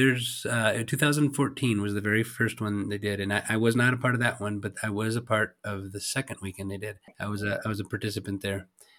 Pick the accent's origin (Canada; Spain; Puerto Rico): Spain; Madrid, Community of Madrid; also born or lived in South Carolina, United States; Yeah, so I was born in South Carolina. Before I turned one, my parents moved to Madrid, Spain. So I grew up in Spain. My parents were missionaries. Dad was a pastor, and that's where I grew up. I was there until I turned 19